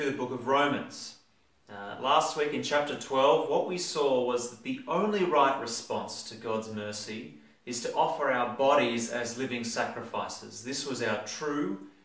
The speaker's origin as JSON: {"language": "English", "country": "Australia", "said": "we as Australian Christians"}